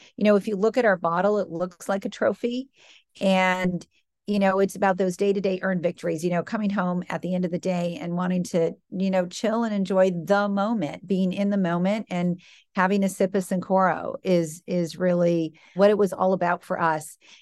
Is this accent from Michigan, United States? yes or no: yes; Michigan, United States; moved away as an adult; also born or lived in New York City; now in Boston, United States; I grew up in the Midwest, grew up in Michigan, good Midwestern values